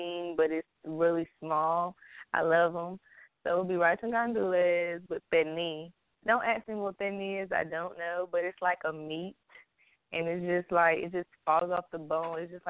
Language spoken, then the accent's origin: English; New York, North Carolina, United States; also born or lived in Puerto Rico (ancestry); I'm full Puerto Rican. My mother is Puerto Rican. My father is Puerto Rican. Grandparents are from Puerto Rico. But I moved from New York when I was 10 years old to North Carolina.